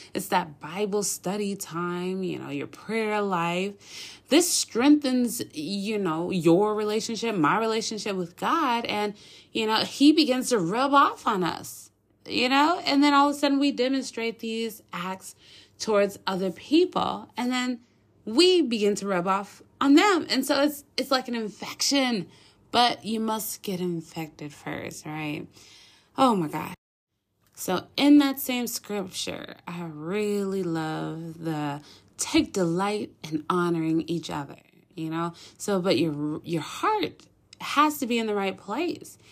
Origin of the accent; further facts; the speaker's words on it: Minneapolis, Minnesota, United States; moved away as an adult; now in Dallas-Fort Worth, United States; I grew up in Minneapolis, you know, born and raised